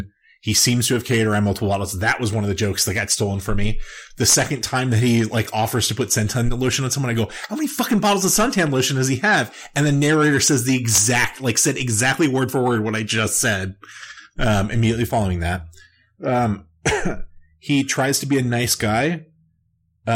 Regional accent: United States; accent: American; my American accent

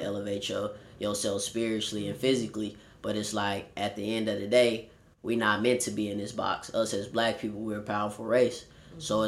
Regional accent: Warner Robins, Georgia, United States; also born or lived in Los Angeles, California; I was born here in Los Angeles, California, but then later moved and was raised in Warner Robins, Georgia

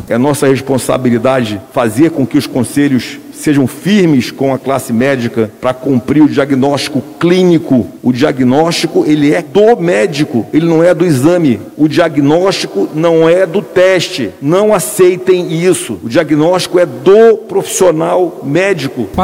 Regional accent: Manaus, Amazonas, Brazil; Eu também sou de Manaus. E daí? Eu também cresci não na periferia, porque, aliás, eu cresci no subúrbio, porque a rua Teresina era, era subúrbio.

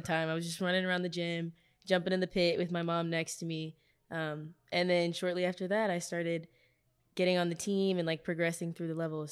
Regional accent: Dallas, Texas, United States; moved away as an adult; now in Louisiana, United States; I'm from Dallas, Texas

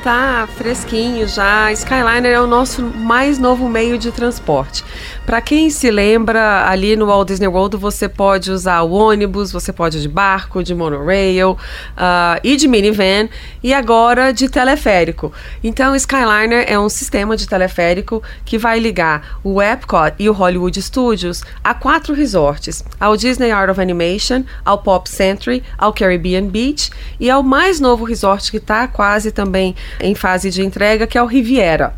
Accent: Brasília, Federal District, Brazil; não sou de São Paulo, eu sou de Brasília e venho a São Paulo regularmente há muitos anos

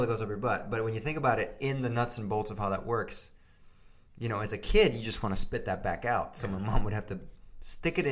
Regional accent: Miami, Florida, United States; now in Los Angeles, United States; I knew friends of mine that were Haitian, you know, growing up in Miami

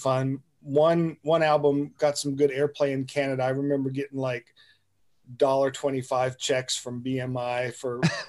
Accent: North Carolina, United States; also born or lived in Denver, Colorado / England; Denver, Colorado, and then moved to North Carolina when I was about 8 years old.

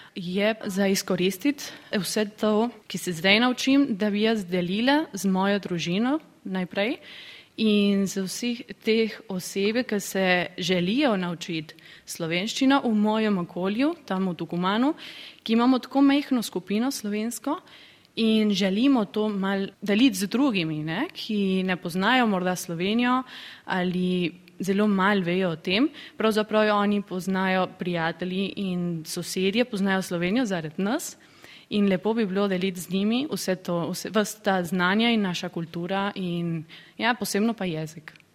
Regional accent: San Miguel de Tucumán, Tucumán, Argentina; prihajam iz Tukumana, Argentine

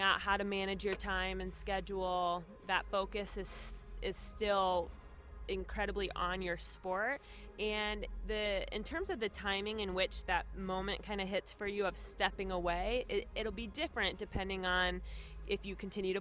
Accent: Sioux City, Iowa, United States; also born or lived in Israel; I am originally from Sioux City, Iowa. Went to Sioux City North High School

